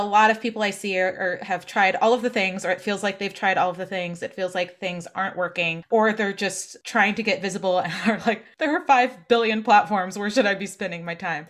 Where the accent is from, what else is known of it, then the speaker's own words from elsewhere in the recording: New Jersey, United States; moved away as an adult; also born or lived in Portland / New York; now in Boston, United States; I'm from New Jersey originally. I'm definitely coming home at points.